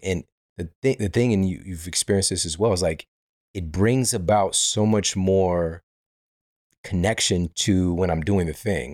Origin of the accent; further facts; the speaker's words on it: Midwest, United States; moved away as an adult; now in Los Angeles, United States; we're from the Midwest